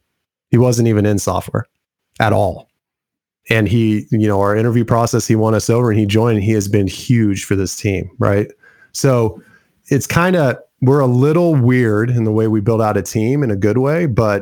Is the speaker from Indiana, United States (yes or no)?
yes; Indiana, United States; I am from Indiana